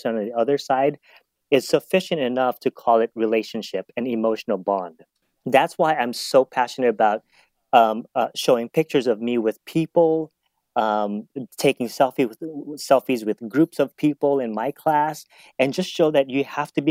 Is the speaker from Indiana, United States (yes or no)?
no; Kauai, Hawaii, United States; now in Southern California, United States; when I was growing up on Kauai, I was actually thinking of going into to become a pastor